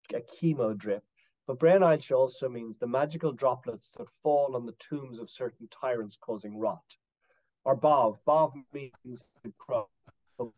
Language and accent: English; Dublin, Leinster, Ireland; also born or lived in West Coast of Ireland; I was born in Dublin, you know, in a non-Irish speaking place, but we spent a lot of our time in the West Coast in this area